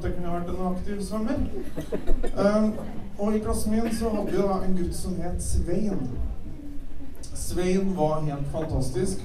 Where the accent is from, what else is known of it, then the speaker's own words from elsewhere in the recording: Kvål, Trøndelag, Norway; Jeg vokste opp på Kvål og gikk på skole der.